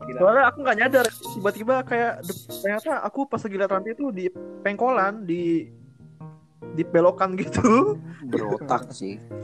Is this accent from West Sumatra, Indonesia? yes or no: no; Bangka Belitung Islands, Indonesia; waktu SMP kan aku di Belitung